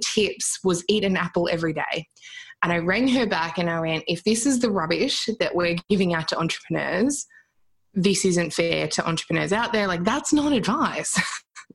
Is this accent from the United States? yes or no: no; Australia; We're Australian